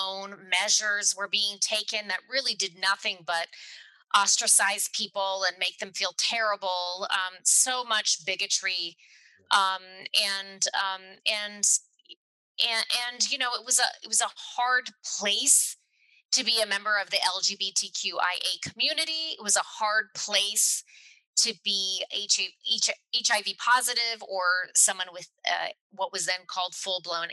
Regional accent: Chattanooga, Tennessee, United States; then we moved down to Chattanooga

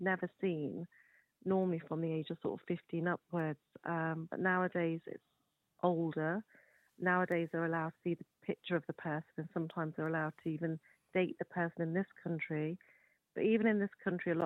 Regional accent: United Kingdom; I'm born and raised in the United Kingdom

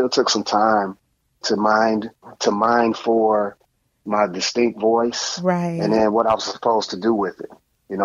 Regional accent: Chicago, Illinois, United States; also born or lived in Maywood, Illinois; growing up in Chicago and you had front stoops and my front stoop was the stage.

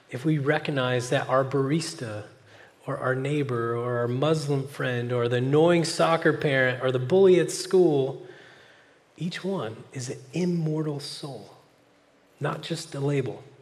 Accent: California, United States; now in Oklahoma, United States; But then when uh, an Oklahoman finds out I'm a Californian, they will say questions like this

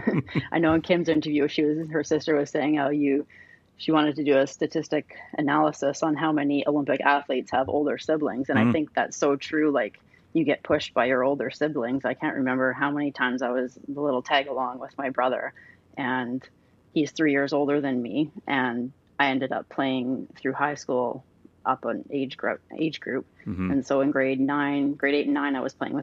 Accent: Mission, British Columbia, Canada; I'm from Mission and it's a small town

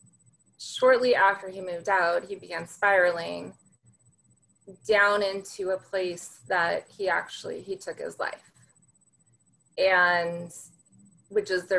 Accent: Central California, United States; also born or lived in Santa Barbara, California / Orange County, California; I'm a California girl, born and raised in California. Started out in Central California

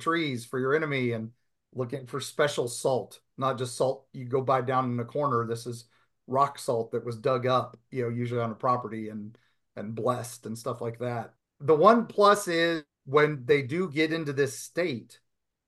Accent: West Virginia, United States; I grew up in West Virginia

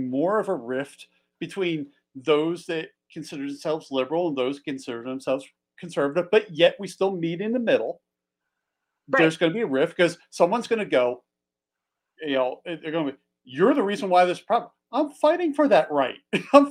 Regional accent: Philadelphia, Pennsylvania, United States; moved away as an adult; now in Montana, United States; I grew up as a kid in Philly. So I grew up just outside of Philly.

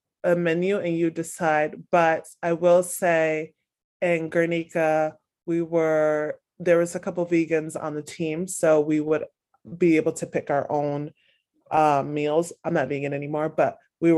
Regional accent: United States; as American

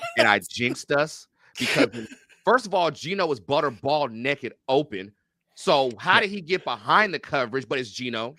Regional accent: Renton, Washington, United States; I'm from Renton, Washington

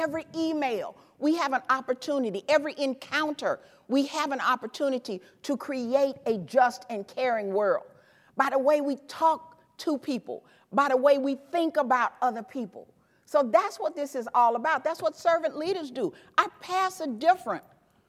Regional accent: the South, United States; But I'm from the South. Take a plate. They got some cookies or something else like that. See, in the South, when you leave, people say, well, take a plate, honey.

